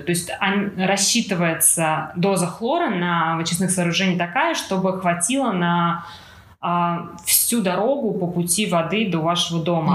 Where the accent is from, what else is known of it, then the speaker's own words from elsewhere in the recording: Moscow, Russia; Москва у нас большой город, откуда я родом